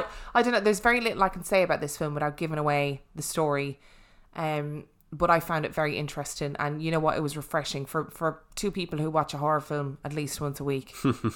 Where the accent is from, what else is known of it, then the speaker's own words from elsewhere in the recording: Ireland; accent: Irish; and my Irish accent do not go.